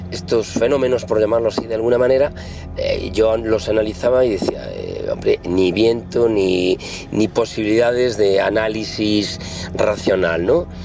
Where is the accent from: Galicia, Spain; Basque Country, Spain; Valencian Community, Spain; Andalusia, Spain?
Galicia, Spain; pues como buen gallego, eu non creo las megas pero a las ainas, así que alguna he tenido.